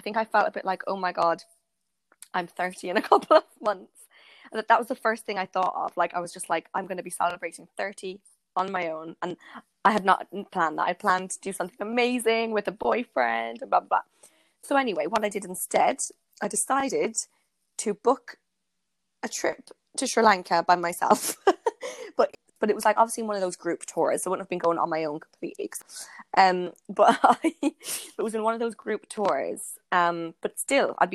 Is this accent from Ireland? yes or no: yes; Ireland; now in London, United Kingdom; I went back to my hometown in Ireland